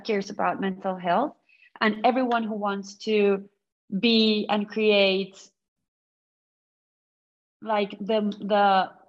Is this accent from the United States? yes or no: no; Colombia; now in London, United Kingdom; I come from Colombia